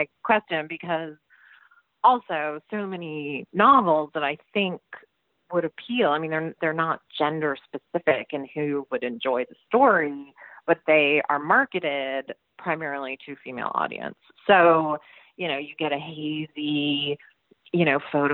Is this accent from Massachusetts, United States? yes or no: yes; Massachusetts, United States; Massachusetts, which is my home state